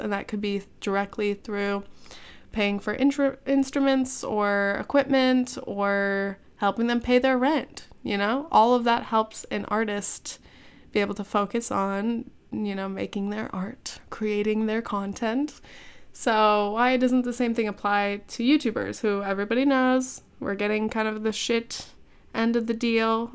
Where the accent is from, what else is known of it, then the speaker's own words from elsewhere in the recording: California, United States; moved away; I'm from California